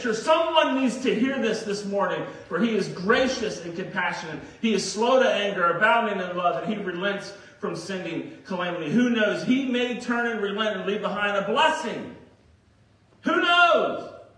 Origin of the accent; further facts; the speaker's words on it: Virginia Beach, Virginia, United States; I remember growing up in Virginia Beach where it would get really hot in the summers